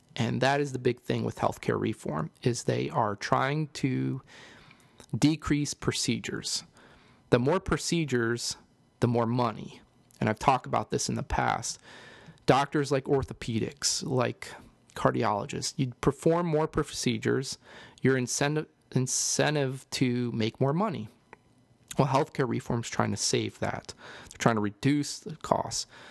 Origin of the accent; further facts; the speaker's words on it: East Coast, United States; now in St. Louis, United States; I know I'm living here in Saint Louis, but, uh, I'm from the East Coast